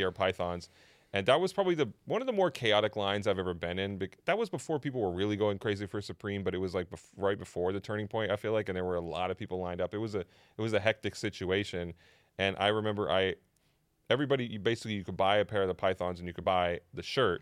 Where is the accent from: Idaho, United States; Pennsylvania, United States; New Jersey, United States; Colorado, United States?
Idaho, United States; moved away; having grown up there and, and spent a, a decent chunk of my life there